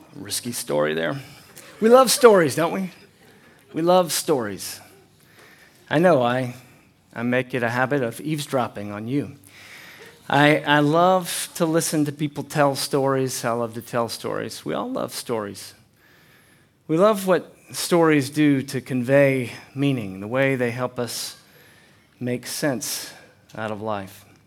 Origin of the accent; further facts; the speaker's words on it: United States; moved away; also born or lived in Chattanooga; I'm from North Carolina, East Tennessee area